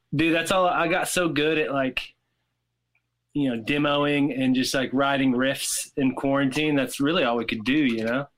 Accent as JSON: {"language": "English", "region": "Tennessee", "country": "United States", "tie": "born or raised there", "said": "I grew up in in Tennessee"}